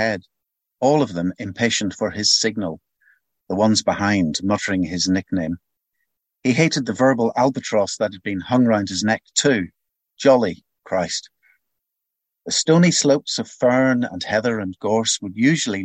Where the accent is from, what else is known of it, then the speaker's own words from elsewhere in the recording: Belfast, Northern Ireland, United Kingdom; moved away; I'm originally from Belfast. I grew up there and I lived there through the political troubles